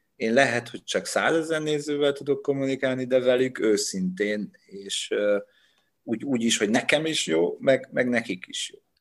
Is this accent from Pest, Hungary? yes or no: no; Dombóvár, Tolna, Hungary; moved away as an adult; Onnan, ahonnan én jövök, Dombóváron nem ismertem senkit